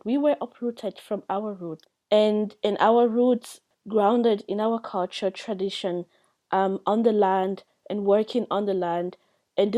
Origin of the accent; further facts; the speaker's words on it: Cameroon; moved away as an adult; now in Europe; from Cameroon